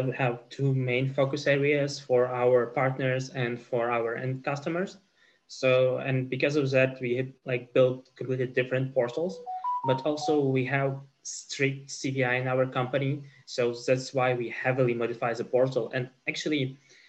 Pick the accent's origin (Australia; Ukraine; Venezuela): Ukraine; now in Poland; So I'm originally from Ukraine, but now live in Poland.